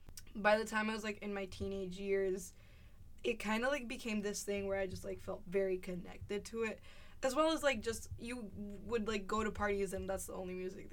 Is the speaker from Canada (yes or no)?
no; Dominican Republic; moved away as an adult; now in United States; I'm from Dominican Republic. I just moved to the U.S. about, I think now it's 4 months.